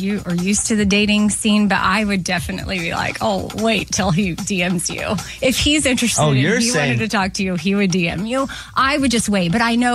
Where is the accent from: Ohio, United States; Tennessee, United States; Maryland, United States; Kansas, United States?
Kansas, United States; I'm going to go with my home state of Kansas.